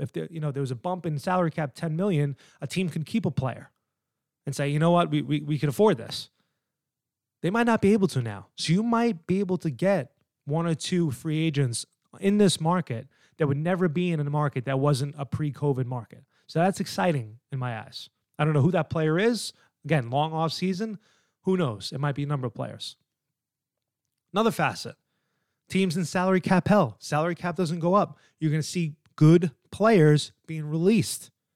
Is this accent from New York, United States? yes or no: yes; New York, United States; now in New Jersey, United States; I'm an East Coast guy. I live in Jersey. I'm from New York